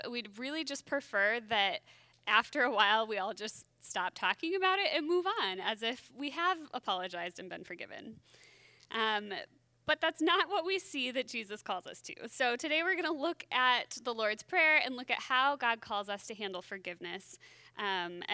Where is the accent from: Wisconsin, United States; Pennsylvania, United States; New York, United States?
Wisconsin, United States; now in Minnesota, United States; I grew up in Wisconsin